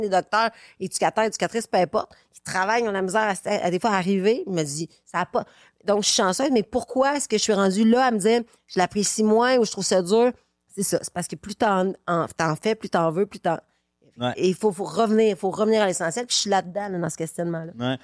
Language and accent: French; Quebec City, Quebec, Canada; now in Brooklyn, United States; je viens de Québec